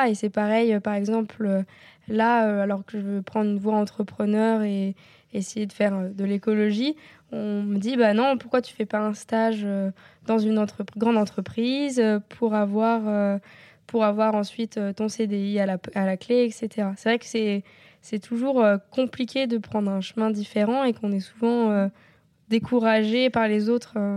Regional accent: Normandy, France; j'ai grandi en Normandie, euh, près, de, la mer

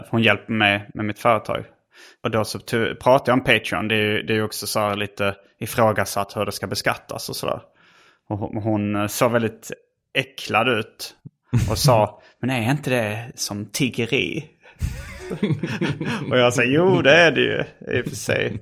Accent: Sweden; jag var från Sverige

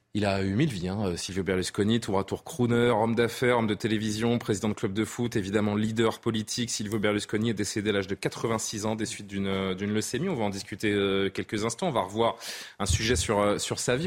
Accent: France; chez nous en France

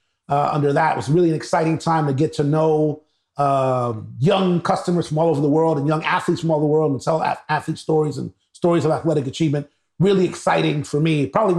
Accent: New York City, New York, United States; originally born and raised in New York City, Harlem, New York, a proud native of Harlem, New York. My parents came to New York in the 50s, Cuban and Venezuelan parents, so Hispanic background and lineage.

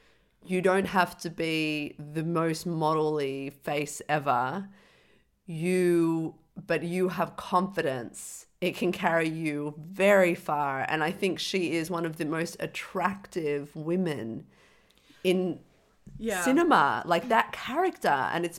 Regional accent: Dublin, Leinster, Ireland; Well, I'm from Dublin, so I'm not retarded.

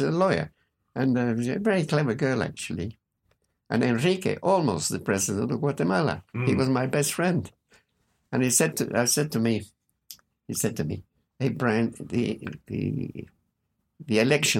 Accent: New Zealand; I was born in New Zealand.

